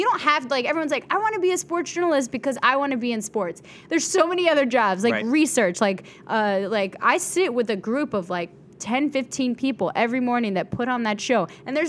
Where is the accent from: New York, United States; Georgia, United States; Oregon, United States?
New York, United States; Bronx; I came from the Bronx. I'm an educated mofo.